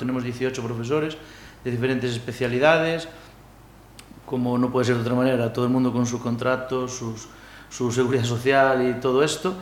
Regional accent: Cheve, Galicia, Spain; soy de Cheve

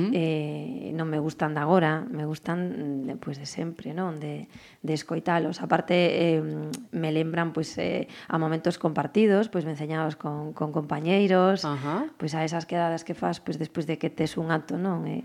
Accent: Galicia, Spain; como patriota e, eh, e, e como galega que son

